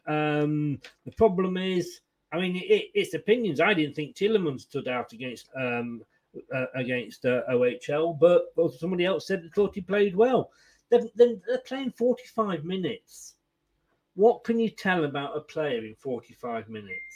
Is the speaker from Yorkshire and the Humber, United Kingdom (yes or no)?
no; Leicester, East Midlands, United Kingdom; moved away as an adult; also born or lived in Blackpool / Blackburn / Burnley; now in Bournemouth, United Kingdom; I was born in Leicester. I'm now down in Bournemouth, and I went via Blackpool, Blackburn, and Burnley.